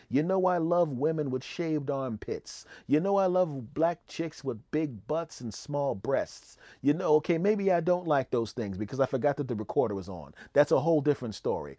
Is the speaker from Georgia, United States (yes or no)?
no; Philadelphia, Pennsylvania, United States; I was raised in Philadelphia